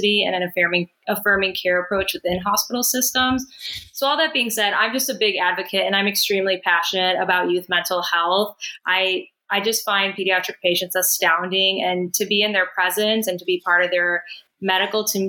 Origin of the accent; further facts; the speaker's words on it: Chicago, Illinois, United States; moved away as an adult; also born or lived in Boston; now in Miami, United States; I was born and raised in Chicago.